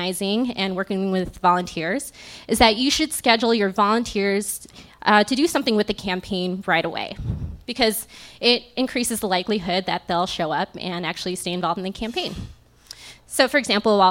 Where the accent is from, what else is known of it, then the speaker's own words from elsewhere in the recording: Las Vegas, Nevada, United States; moved away as an adult; also born or lived in Tempe, Arizona; now in Chicago, United States; I was born and raised in Las Vegas and had lived there my whole